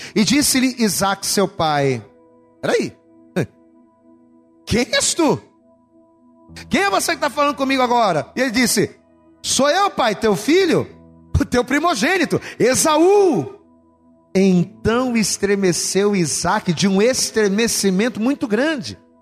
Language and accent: Portuguese; Rio de Janeiro, Brazil; Somos de Bangu